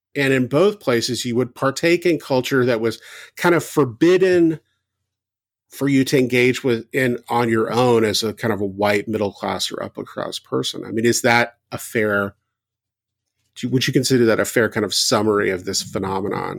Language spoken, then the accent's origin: English; the South, United States; I grew up in the South.